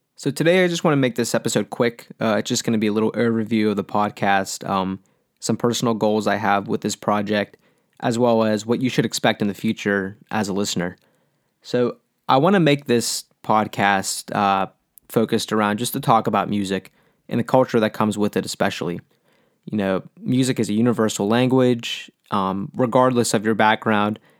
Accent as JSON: {"language": "English", "town": "Pittsburgh", "region": "Pennsylvania", "country": "United States", "tie": "born or raised there", "said": "been born and raised in Pittsburgh all my life"}